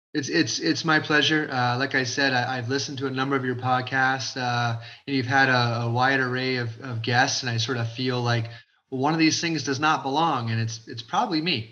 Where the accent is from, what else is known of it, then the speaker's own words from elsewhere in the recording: Crystal Beach, Ontario, Canada; when I was a high school kid, to live in Crystal Beach